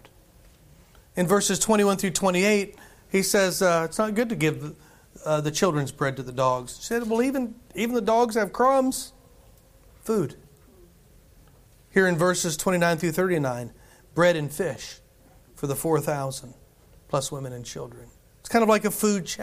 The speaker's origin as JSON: {"language": "English", "country": "United States", "said": "us gluttonous Americans"}